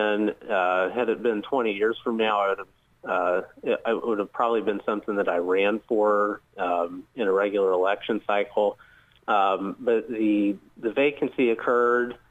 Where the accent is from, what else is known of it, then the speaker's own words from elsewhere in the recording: Muncie, Indiana, United States; moved away as an adult; now in Southeast Indiana, United States; originally from Muncie, Indiana. It's where I grew up and was raised